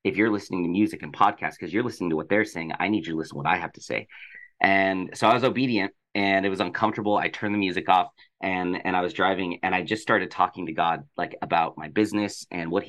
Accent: Colorado, United States; now in Los Angeles, United States; I'm from Colorado, but I live

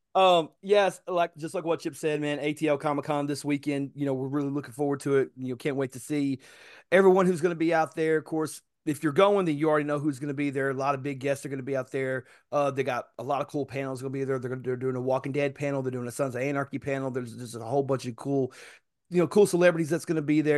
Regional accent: Chattanooga, Tennessee, United States; where I come from, it doesn't matter whether you was born in Tyner, Brainerd, Harrison, Nixon, uh, I'm sorry, Hickson, uh, East Ridge, East Lake, you, you, you from Chattanooga

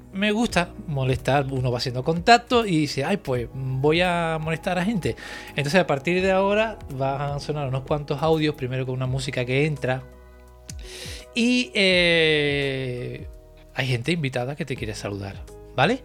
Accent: Cádiz, Andalusia, Spain; now in Santa Cruz de Tenerife, Spain; yo soy andaluz, soy de Cádiz

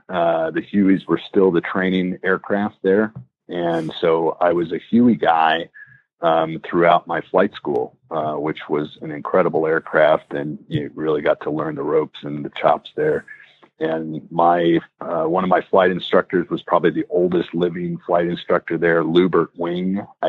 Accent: Saudi Arabia; now in United States; I grew up overseas in Saudi Arabia, and I really felt like America is the best place to live and is the greatest country in the world

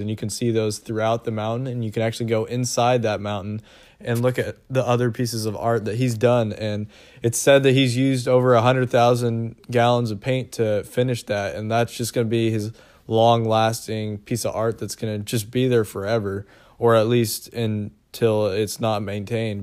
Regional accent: Seattle, Washington, United States; we're from Seattle

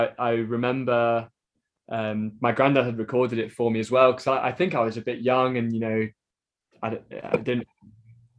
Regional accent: Stone, West Midlands, United Kingdom; I grew up paddling on the River Trent in Stone

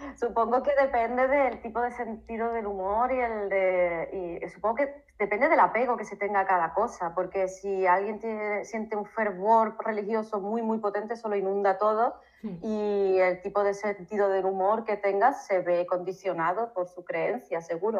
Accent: Seville, Andalusia, Spain; moved away as an adult; now in Sierra de Huelva, Spain; yo soy de Sevilla, pero, pero vivo en la Sierra de Huelva

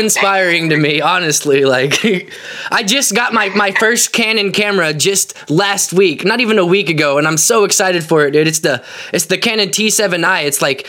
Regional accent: Independence, Missouri, United States; I'm actually from Independence, but I say Kansas City because it's easier

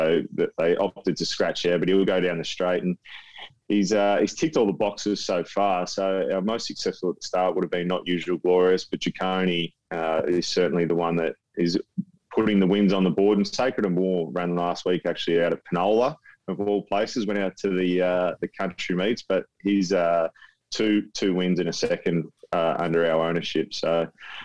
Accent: Benalla, Victoria, Australia; moved away as an adult; also born or lived in Brisbane / Adelaide; I grew up in Benalla

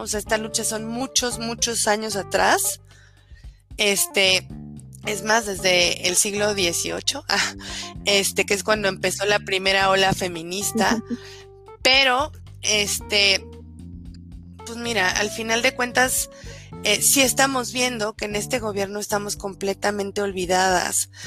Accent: Álvaro Obregón, Mexico City, Mexico; Pau y yo y las demás eh, compañeras que conformamos la red somos oriundas de Álvaro Obregón, nacimos en Álvaro Obregón y hemos vivido aquí toda nuestra vida

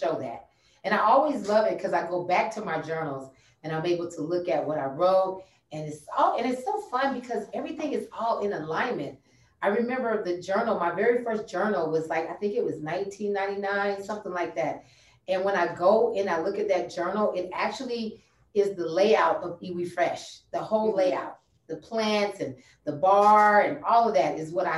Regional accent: Atlanta, Georgia, United States; we from Atlanta too. What part are you from? Southwest. And we was like, we from Southwest

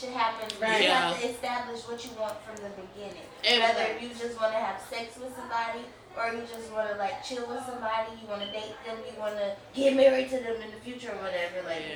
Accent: Atlanta, Georgia, United States; I'm a fashion merchandising major. I'm from Atlanta

